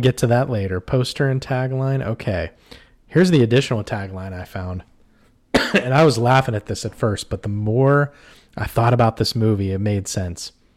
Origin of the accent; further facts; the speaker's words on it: Pittsburgh, Pennsylvania, United States; moved away; We're from the Pittsburgh area originally